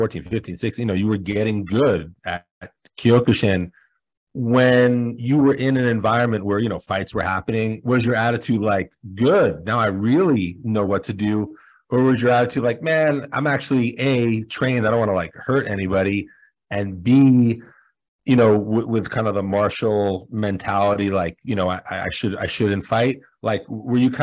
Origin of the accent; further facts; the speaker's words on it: New York City, New York, United States; I'm born and raised in New York City